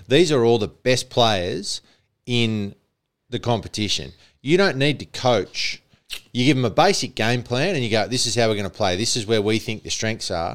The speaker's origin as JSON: {"language": "English", "region": "New South Wales", "country": "Australia", "tie": "born or raised there", "said": "I was born in New South Wales"}